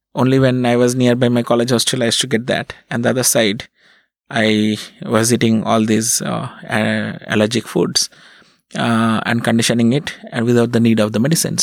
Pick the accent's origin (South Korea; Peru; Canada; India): India; Berhampore, West Bengal; also born or lived in Kolkata; I was born in Kolkata and, uh, then I grew up in a small town called Berhampur in West Bengal.